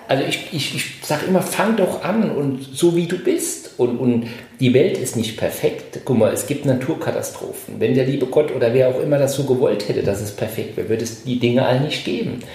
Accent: Saarbrücken, Saarland, Germany; now in Düsseldorf, Germany; ich komme ja aus Saarbrücken, ich bin zugezogen

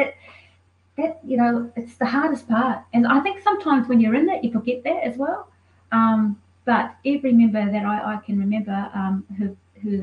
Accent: New Zealand; now in Melbourne, Australia; I'm from New Zealand

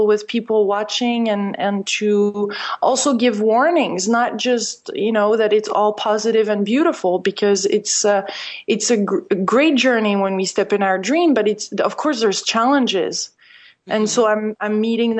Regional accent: France; moved away; since I'm French originally

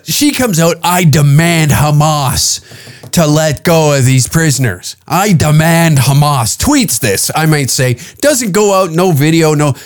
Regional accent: Canada; me as a Canadian

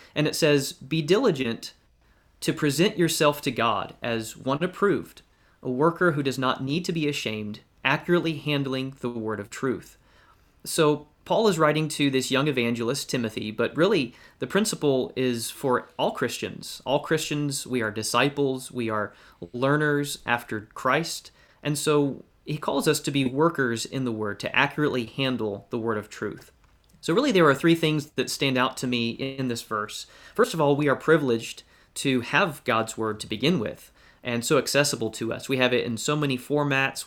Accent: Valdosta, Georgia, United States; now in Westfield, United States; I grew up in Valdosta, Georgia

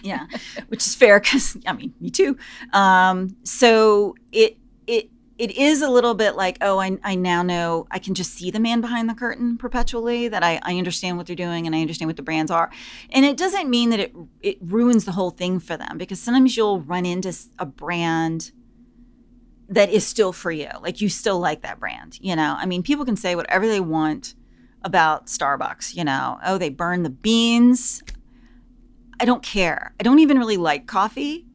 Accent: the South, United States; I'm from the South

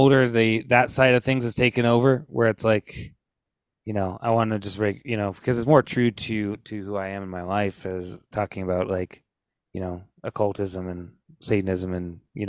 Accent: United States; I am American

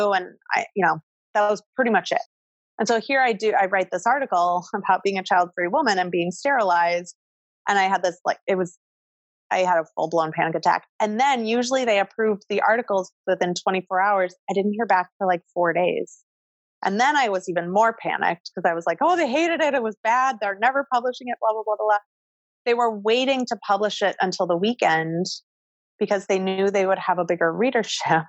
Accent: Midwest, United States; now in New York City, United States; I grew up in the Midwest.

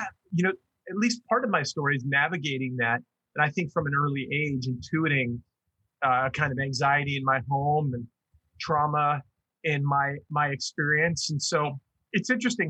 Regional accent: Long Island, New York, United States; also born or lived in Iowa / Bay Area, California; now in Michigan, United States; I grew up on Long Island, New York.

